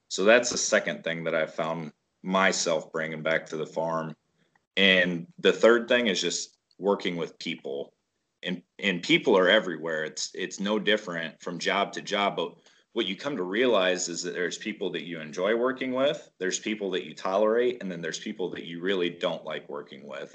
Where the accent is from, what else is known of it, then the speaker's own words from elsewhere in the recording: Waterloo, Iowa, United States; we're from Northeast Iowa, around the Waterloo area